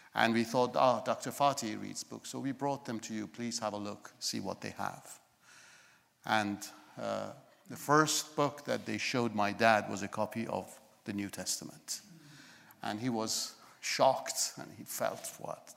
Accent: Iran; moved away; I was born in Iran

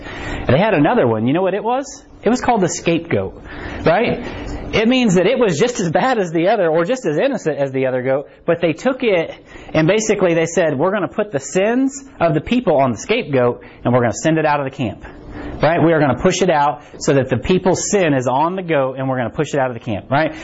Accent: Harrisonville, Missouri, United States; I'm from Harrisonville too

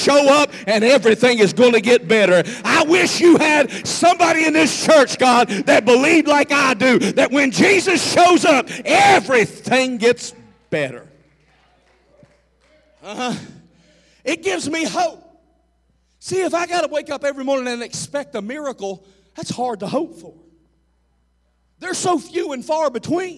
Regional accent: the South, United States; I'm from the South

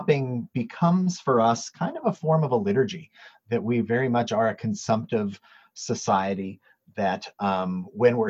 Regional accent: United States; now in Edmonton, Canada; I'm from the States originally

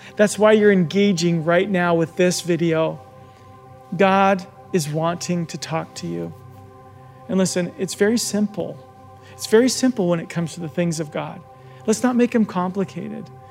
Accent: Arizona, United States; I'm from Arizona and I often talk about my life in Arizona. Growing up there

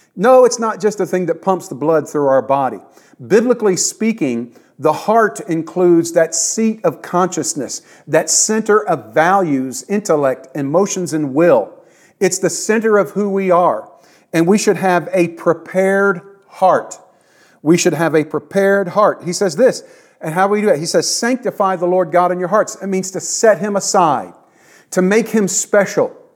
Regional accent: United States; Yes, I am an American. I was raised in America.

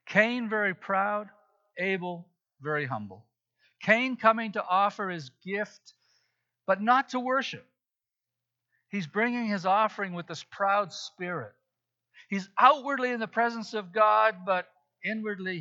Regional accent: Zambia; moved away; When I was growing up in Africa, in Zambia

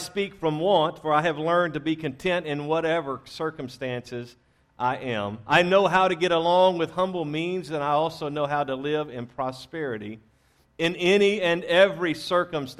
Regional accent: Louisiana, United States; moved away; I was raised in Louisiana

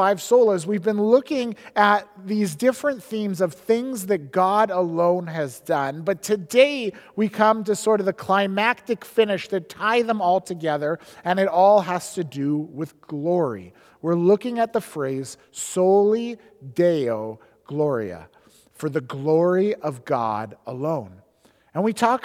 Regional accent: Edmonton, Alberta, Canada; moved away as an adult; also born or lived in Squamish, British Columbia; now in British Columbia, Canada; I grew up in Edmonton in the early 90s

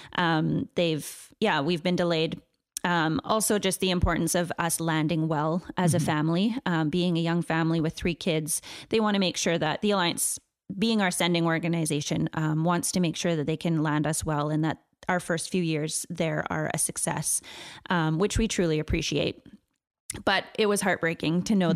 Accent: Chilliwack, British Columbia, Canada; I grew up in Chilliwack

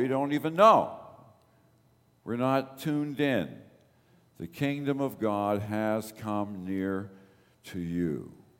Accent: Toronto, Ontario, Canada; I remember I grew up in the East End of Toronto. Danforth Gospel Temple was my church.

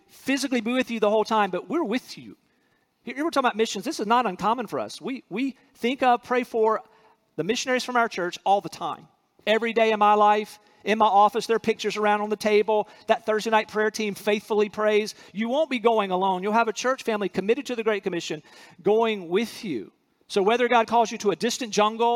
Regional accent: North Carolina, United States; moved away as an adult; also born or lived in Central Asia; I'm from North Carolina

